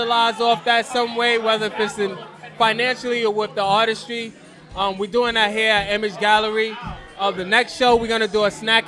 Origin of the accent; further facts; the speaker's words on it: New York, United States; I'm from East New York